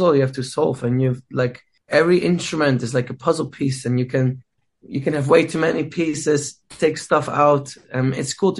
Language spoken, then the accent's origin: English; Netherlands; my home country, Amsterdam